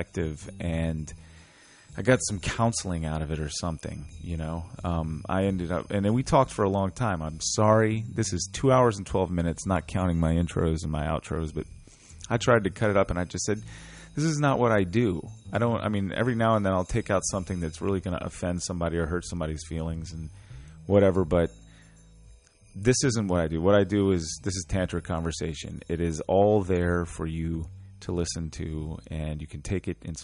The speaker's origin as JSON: {"language": "English", "town": "Richmond", "region": "Virginia", "country": "United States", "tie": "born or raised there", "said": "my growing up in Church Hill experience"}